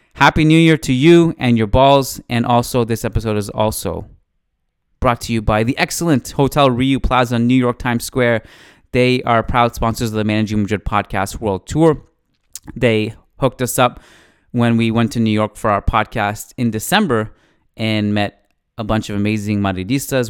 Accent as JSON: {"language": "English", "country": "Canada", "said": "as a Canadian"}